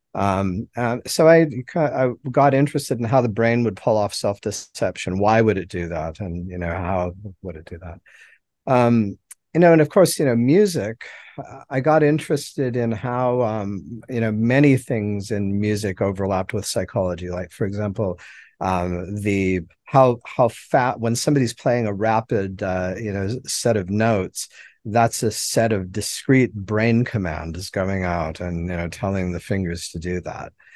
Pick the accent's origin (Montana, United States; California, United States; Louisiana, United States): Montana, United States; Helena; now in Mobile, United States; I was born in Heller, Montana, and, um, that's where I grew up and, you know, spent all of my formative, uh, years, uh, childhood and adolescence.